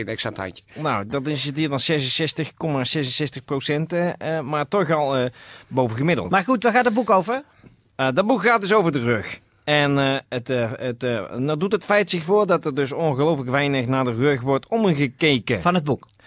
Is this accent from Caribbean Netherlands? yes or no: no; Helsingborg, Skåne, Sweden; Dutch is a second language; moved away as an adult; now in Netherlands; Ik kom uit Zweden.